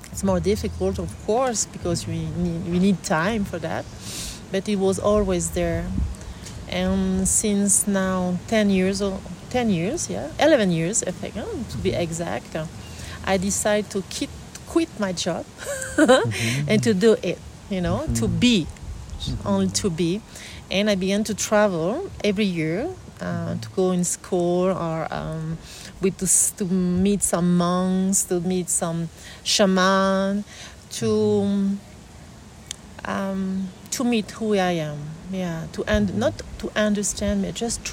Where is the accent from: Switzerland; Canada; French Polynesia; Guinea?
French Polynesia; I was born on Tahiti